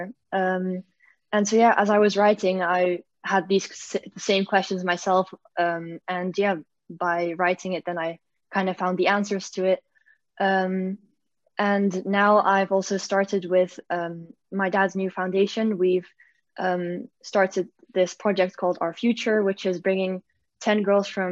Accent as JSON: {"language": "English", "country": "Belgium", "moved": "yes", "lives_now": "Netherlands", "said": "I'm from Belgium originally, but I live in the Netherlands"}